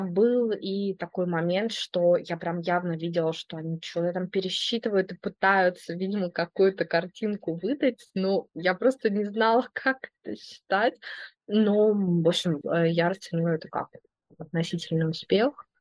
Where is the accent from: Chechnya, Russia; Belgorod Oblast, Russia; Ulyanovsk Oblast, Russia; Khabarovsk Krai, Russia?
Belgorod Oblast, Russia; Belgorod; moved away as an adult; also born or lived in Saint Petersburg; я родилась и выросла в Белгороде